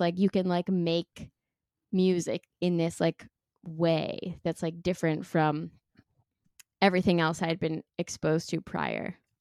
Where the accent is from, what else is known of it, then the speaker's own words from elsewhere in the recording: Sudbury, Ontario, Canada; moved away; also born or lived in Toronto; I'm from Northern Ontario originally, but I moved to Toronto for school